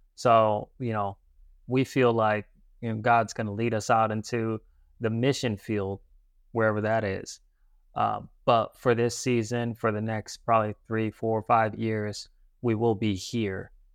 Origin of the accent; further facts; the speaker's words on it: New Haven, Connecticut, United States; moved away as an adult; now in Florida, United States; I grew up in New Haven, Connecticut